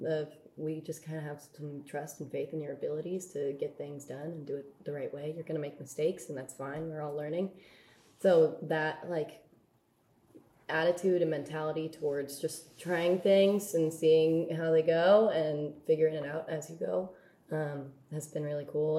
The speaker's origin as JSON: {"language": "English", "area": "Bay Area", "region": "California", "country": "United States", "said": "I'm from the Bay Area"}